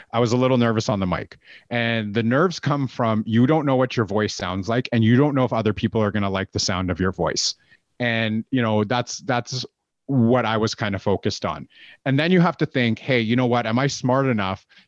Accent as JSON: {"language": "English", "country": "Canada", "said": "I'm Canadian"}